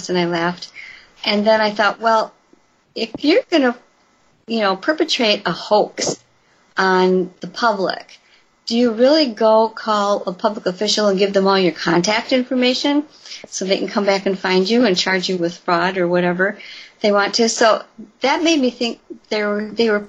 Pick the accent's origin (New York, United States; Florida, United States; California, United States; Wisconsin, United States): Wisconsin, United States; Elkhorn; just outside of Elkhorn, my hometown